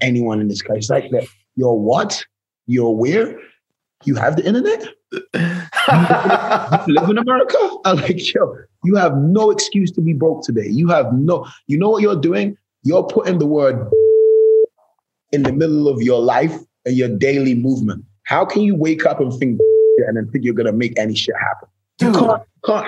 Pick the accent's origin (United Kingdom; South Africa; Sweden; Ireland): United Kingdom; England; moved away as an adult; also born or lived in New York; now in Los Angeles, United States; my home country, England